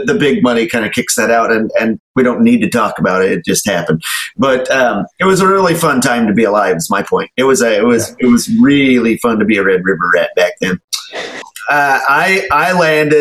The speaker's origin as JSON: {"language": "English", "town": "Enid", "region": "Oklahoma", "country": "United States", "said": "I'm from Oklahoma, Enid, went to college at Oklahoma State"}